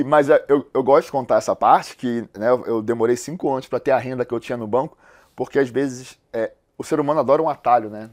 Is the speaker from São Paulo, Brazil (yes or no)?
no; Rio de Janeiro, Brazil; Eu sou carioca, eu nasci no Morro da Providência, numa comunidade lá do Rio de Janeiro